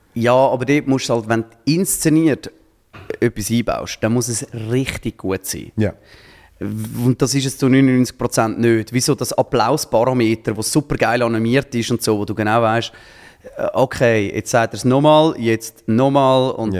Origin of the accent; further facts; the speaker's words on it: Zurich, Switzerland; als Zürcher